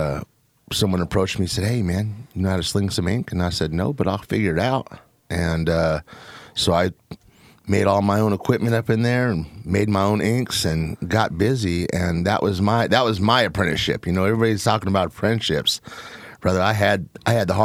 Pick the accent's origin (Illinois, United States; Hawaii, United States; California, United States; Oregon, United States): Oregon, United States; Portland; also born or lived in Seattle; I grew up in Northeast Portland until I was about 12, 13 years old, back through the 70s and 80s when it really was the hood